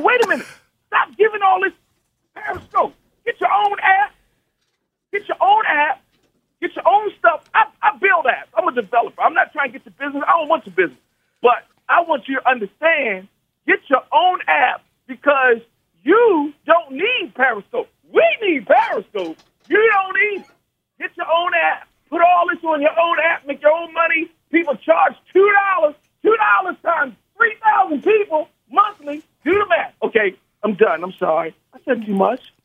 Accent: Baltimore, Maryland, United States; moved away; also born or lived in the West; I'm from Baltimore, and I left Baltimore years ago

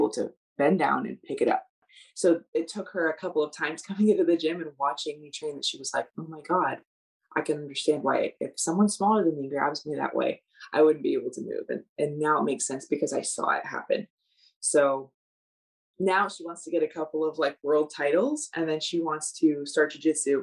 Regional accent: United States; I, as an American

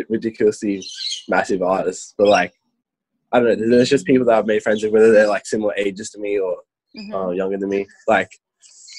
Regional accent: Victoria, Australia; moved away as an adult; now in Sydney, Australia; I was in Victoria in my hometown for a little bit when it was like the severe lockdown

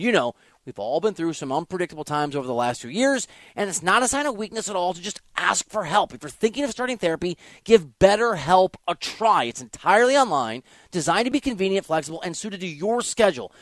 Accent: Iowa, United States; moved away; also born or lived in Kansas City; I'm from Iowa

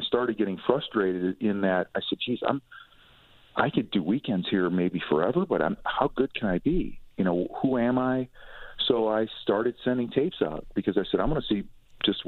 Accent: Cleveland, Ohio, United States; moved away as an adult; now in Atlanta, United States; I was in my hometown

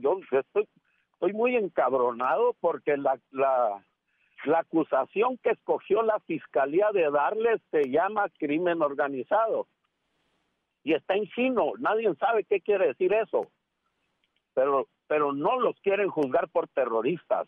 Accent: Mexico; also born or lived in United States

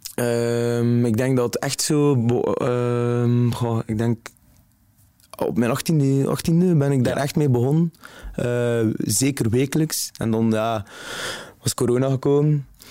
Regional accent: Zottegem, Flanders, Belgium; now in Ghent, Belgium; Ik ben afkomstig van Zottegem

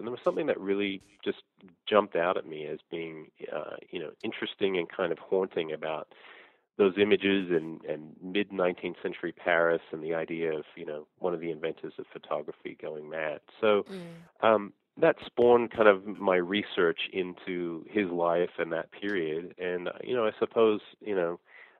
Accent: Sydney, New South Wales, Australia; moved away as an adult; also born or lived in Brisbane / Blue Mountains; now in United States; Well, I grew up in Australia. I was born in Brisbane. Our family moved to Sydney when I was about two. We lived in the Blue Mountains for a while

